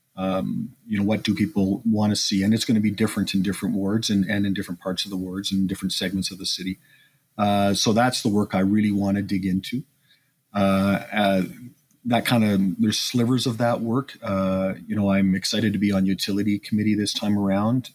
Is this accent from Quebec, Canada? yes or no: no; Edmonton, Alberta, Canada; born and raised in Edmonton